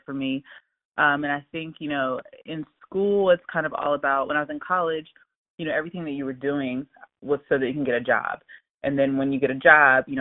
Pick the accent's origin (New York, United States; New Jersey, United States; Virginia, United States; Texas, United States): Virginia, United States; Hampton; moved away as an adult; also born or lived in Washington, D.C.; now in Phoenix, United States; I am originally from Hampton, Virginia